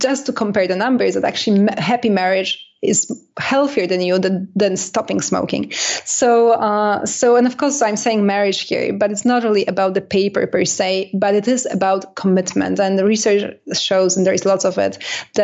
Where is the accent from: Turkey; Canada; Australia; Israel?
Canada; I'm Canadian